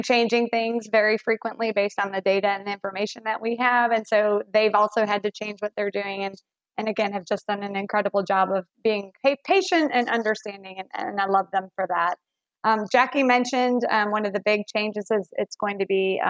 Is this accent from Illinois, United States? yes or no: yes; Chicago, Illinois, United States; moved away; we have these stories of, you know, walking to school in the snow, and they can't believe that because I'm from Chicago.